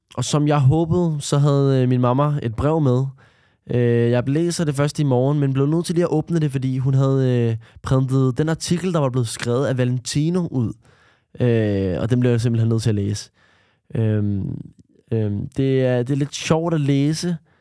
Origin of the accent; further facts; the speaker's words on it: Denmark; Jeg er opvokset i Danmark, øh, og født i Danmark.